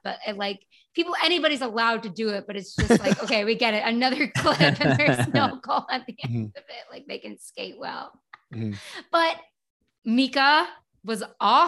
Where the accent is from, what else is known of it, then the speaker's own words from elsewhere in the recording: Canton, Massachusetts, United States; I'm from Boston